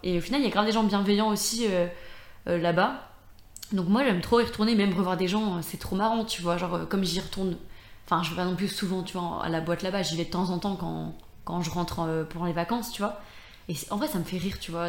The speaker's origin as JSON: {"language": "French", "region": "Brittany", "country": "France", "moved": "yes", "lives_now": "Lyon, France", "said": "je reviens assez souvent quand même en Bretagne euh, bah, parce que je suis très proche de ma famille"}